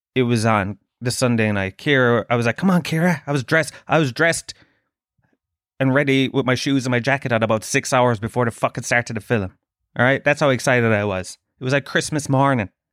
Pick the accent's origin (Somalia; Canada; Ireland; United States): Ireland; Tralee, Munster; I'm from Trilleen.